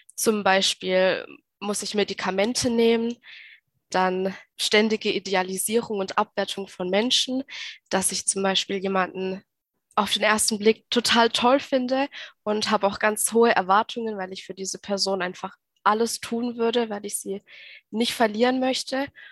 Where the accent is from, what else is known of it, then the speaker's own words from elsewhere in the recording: Baden-Württemberg, Germany; ich komme aus Baden-Württemberg